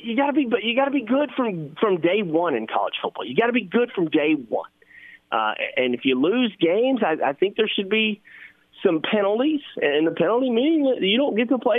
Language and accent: English; Arkansas, United States; I'm from Arkansas